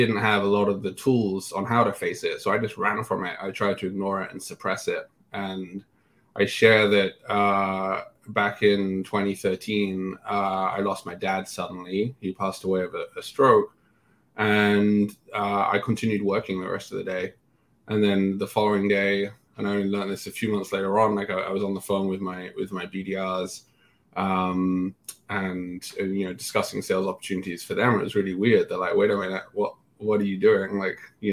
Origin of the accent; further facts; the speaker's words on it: England, United Kingdom; moved away as an adult; also born or lived in London; now in San Francisco, United States; growing up in England, working in England